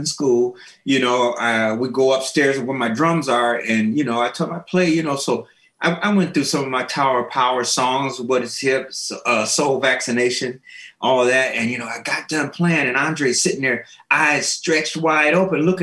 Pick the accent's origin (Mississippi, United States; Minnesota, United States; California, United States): Minnesota, United States; Minneapolis; moved away as an adult; also born or lived in Springfield, Illinois; I was born in Springfield, Illinois. My mom relocated us to Minneapolis. I was 8 years old